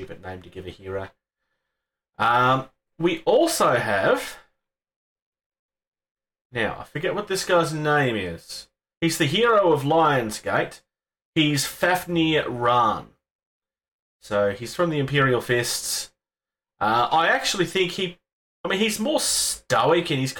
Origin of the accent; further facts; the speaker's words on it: Australia; I'm from Australia